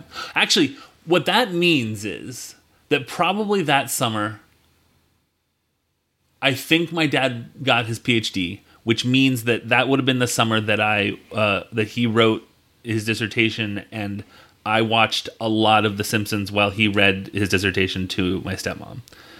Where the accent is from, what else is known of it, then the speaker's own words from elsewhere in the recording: Annapolis, Maryland, United States; also born or lived in Nebraska; 1983 was the year we moved from Nebraska to Annapolis. So that's when I became an East Coast resident.